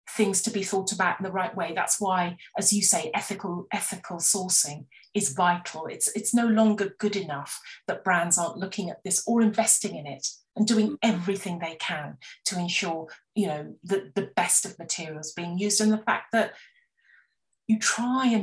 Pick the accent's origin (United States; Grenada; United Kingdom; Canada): United Kingdom; West Country, South West England; I grew up in the West Country, and you ate what was in season